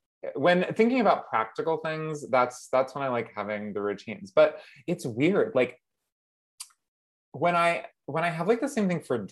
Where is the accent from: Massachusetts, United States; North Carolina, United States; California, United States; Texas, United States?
Massachusetts, United States; also born or lived in Pennsylvania; I was born in Pennsylvania, but then I was raised in Massachusetts